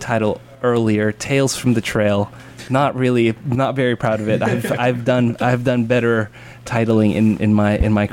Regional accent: Santa Clara, California, United States; also born or lived in San Francisco, California; I'm from Santa Clara, California

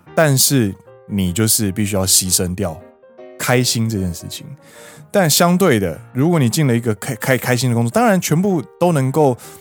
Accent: Taiwan; moved away as an adult; now in Japan; 我是台湾人

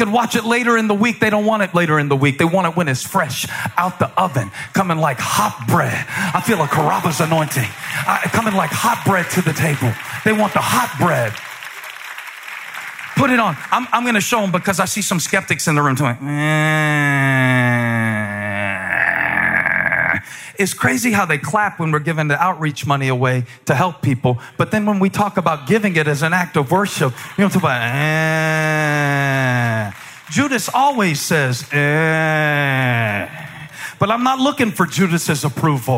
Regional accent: Moncks Corner, South Carolina, United States; moved away; I came from Monk's Corner, South Carolina

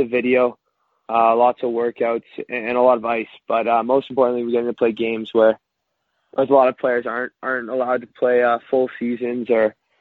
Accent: Toronto, Ontario, Canada; I grew up in North York, Toronto, Ontario, just outside of the city

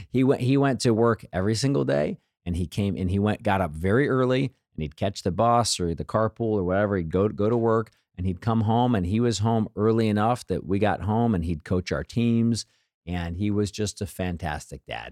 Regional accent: Missouri, United States; I grew up here in Missouri

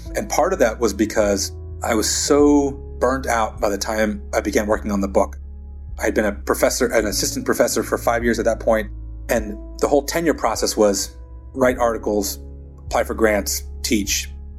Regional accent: Texas, United States; also born or lived in Germany / Philadelphia / Long Beach; growing up in South Texas, 6 miles from the U.S.-Mexico border, growing up in Germany, growing up in Philadelphia, in Long Beach, California

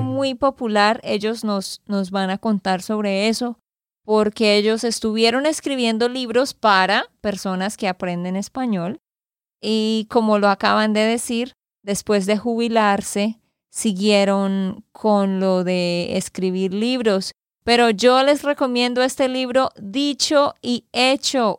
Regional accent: Santander, Colombia; de Santander, Colombia

